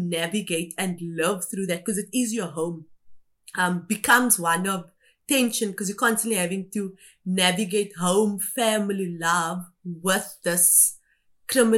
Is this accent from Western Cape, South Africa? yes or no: yes; Cape Town, Western Cape, South Africa; also born or lived in Kimberley, Northern Cape; I had grown up on the Cape Flats